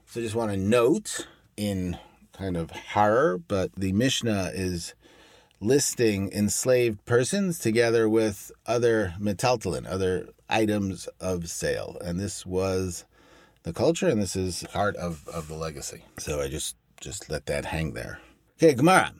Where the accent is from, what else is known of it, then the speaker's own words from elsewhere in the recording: Brooklyn, New York, United States; I'm from Brooklyn.